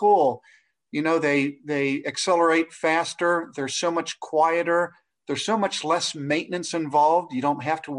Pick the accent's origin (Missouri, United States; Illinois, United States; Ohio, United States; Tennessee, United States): Ohio, United States; Cincinnati; I'm from Cincinnati, Ohio